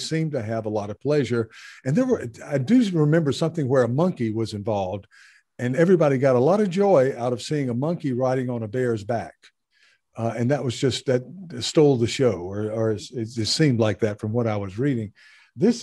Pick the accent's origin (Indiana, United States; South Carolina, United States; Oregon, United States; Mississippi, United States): South Carolina, United States; where I grew up in South Carolina